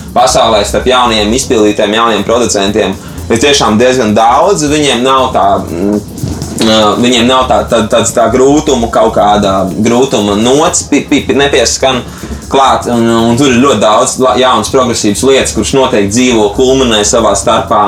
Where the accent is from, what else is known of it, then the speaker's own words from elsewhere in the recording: Latvia; also born or lived in United States; es esmu no Latvijas